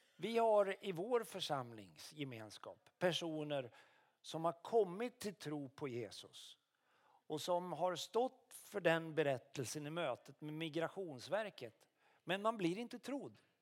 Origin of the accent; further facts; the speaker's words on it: Karlskoga, Örebro County, Sweden; also born or lived in Luleå; now in Umeå, Sweden; Jag är uppvuxen i Karlskoga men jag är född i Luleå